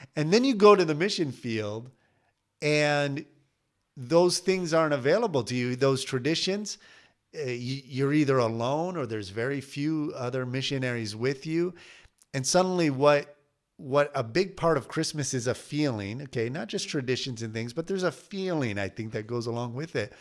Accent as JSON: {"language": "English", "region": "Michigan", "country": "United States", "tie": "born or raised there", "moved": "as an adult", "said": "growing up in Michigan"}